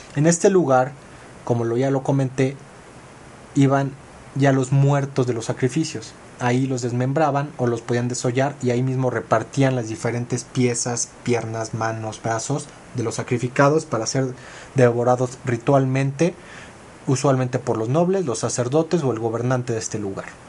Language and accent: Spanish; Mexico